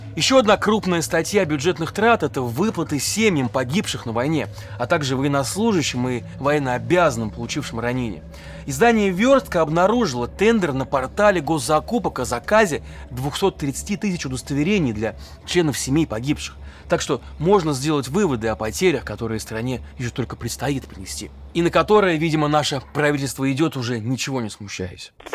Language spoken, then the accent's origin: Russian; Neftekamsk, Bashkortostan, Russia; в сложном Нефтекамске, в моем родном городе